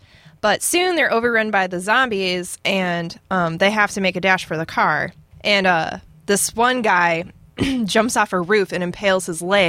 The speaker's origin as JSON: {"language": "English", "region": "Georgia", "country": "United States", "tie": "born there", "said": "I was born in Georgia."}